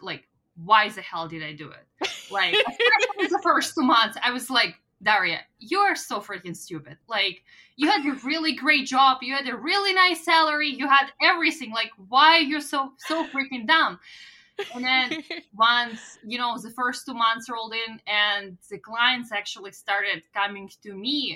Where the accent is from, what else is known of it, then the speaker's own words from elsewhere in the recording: Russia; English is a second language; now in Canada; my hometown in Russia